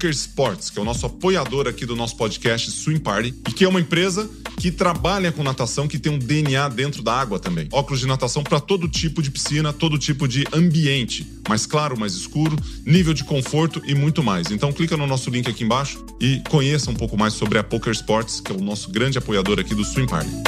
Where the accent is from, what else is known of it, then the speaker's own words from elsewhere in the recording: Ituverava, São Paulo, Brazil; Eu vim do interior de São Paulo, lá de Tuverava, né? Nadei para o Franca e São Carlos antes de chegar aqui no Pinheiros.